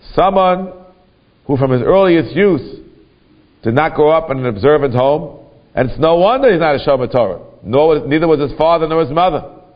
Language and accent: English; New York City, New York, United States; I grew up in Kew Garden Hills